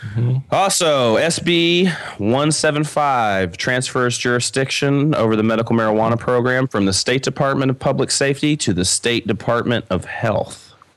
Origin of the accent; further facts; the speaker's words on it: Kentucky, United States; my home state, uh, the bluegrass state, uh, Kentucky.